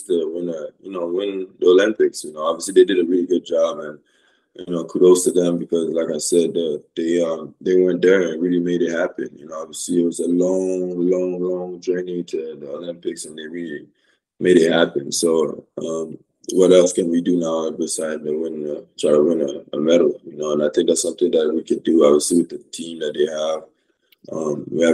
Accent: Canada; moved away; also born or lived in Oregon; I grew up to Canada

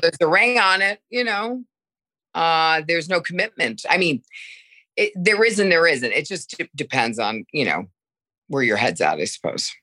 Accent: Connecticut, United States; also born or lived in Milan, Italy; now in New York, United States; I am from Connecticut. I grew up in Connecticut, but I'm living in New York now

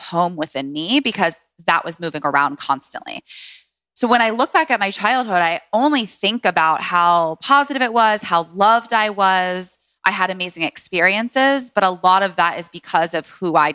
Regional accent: Washington, District of Columbia, United States; I grew up in DC. I was born at a home birth. My mom had me at home in DC with a midwife

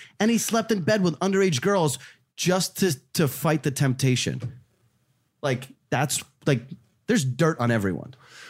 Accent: New Jersey, United States; also born or lived in Russia; I'm just a fucking kid from, well, Russia, but Jersey. Like, I grew up in Jersey.

